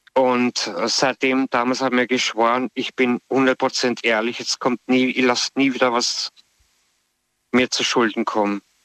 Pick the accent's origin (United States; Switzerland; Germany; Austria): Austria; ich komme ursprünglich aus Österreich